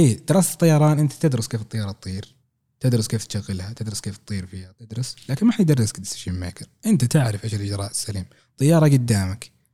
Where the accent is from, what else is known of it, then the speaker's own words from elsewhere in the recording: Saudi Arabia; عندنا في السعوديه